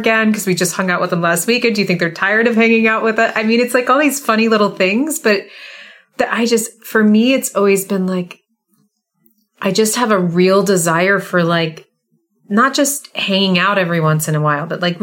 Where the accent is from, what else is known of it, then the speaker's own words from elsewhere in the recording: Southern California, United States; moved away as an adult; the environment I came in from, Southern California